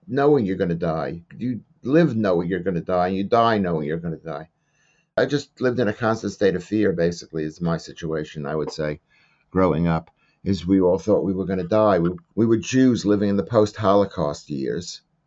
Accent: New York, United States; where I was growing up in New York

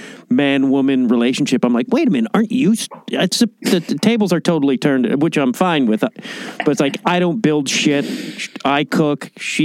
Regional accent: Chicago, Illinois, United States; also born or lived in New York; I lived in New York a little bit, and I'm from Chicago

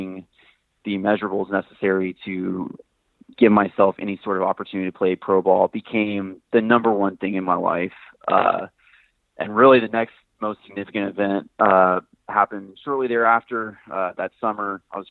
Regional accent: Texas, United States; moved away as an adult; now in Washington, United States; I'm from Texas

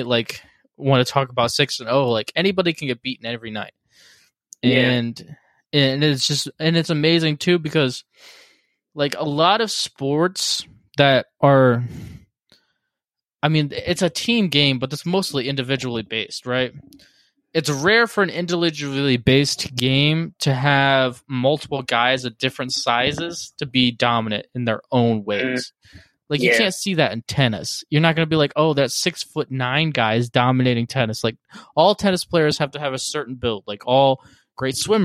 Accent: Cleveland, Ohio, United States; we're both from Cleveland.

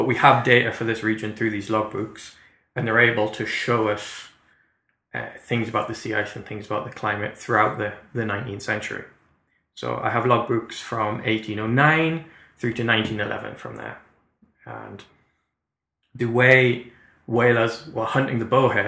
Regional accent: Newcastle upon Tyne, North East England, United Kingdom; moved away as an adult; now in Canada; I'm from Newcastle, we're at 55 degrees north

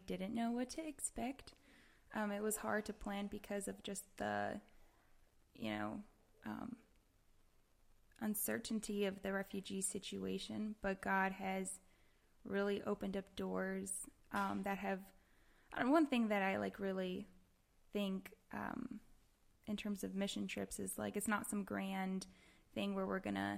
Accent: South Carolina, United States; moved away; I'm originally from South Carolina

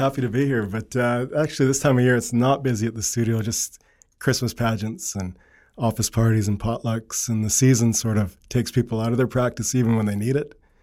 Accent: Cranbrook, British Columbia, Canada; also born or lived in Edmonton; born in Edmonton, but don't have many, many memories of Edmonton. We moved to Cranbrook and my family built a, an acreage in Cranbrook, just outside of Cranbrook, I guess. And so school, high school, uh, first jobs, they were all in Cranbrook.

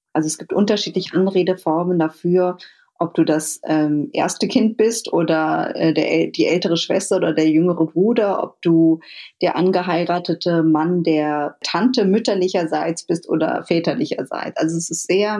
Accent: Berlin, Germany; Ich bin auch in Berlin aufgewachsen

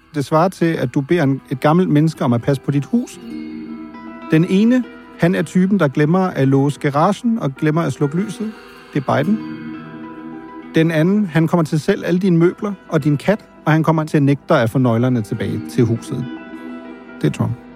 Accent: Germany; now in Denmark; jeg er jo født og opvokset i Tyskland

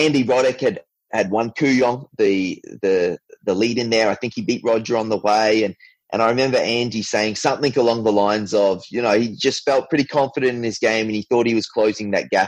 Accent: Brisbane, Queensland, Australia; I was from Queensland

